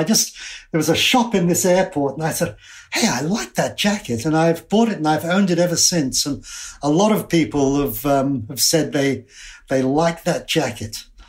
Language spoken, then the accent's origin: English; United States; But I can remember when I was a child growing up in America, Leave It to Beaver.